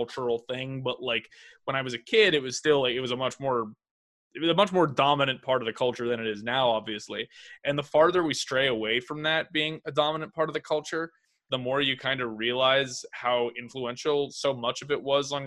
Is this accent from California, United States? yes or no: yes; South Bay, California, United States; I grew up in the South Bay